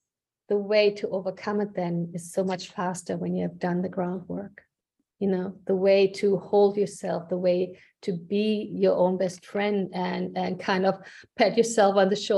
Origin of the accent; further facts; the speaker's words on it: Germany; moved away as an adult; now in United States; You know, I immigrated from Germany to the States actually multiple mm-hmm. times.